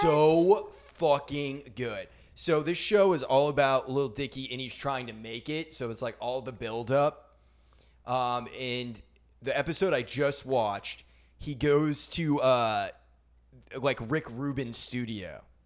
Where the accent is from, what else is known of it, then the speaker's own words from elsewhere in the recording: Maine, United States; now in Nashville, United States; I'm from Maine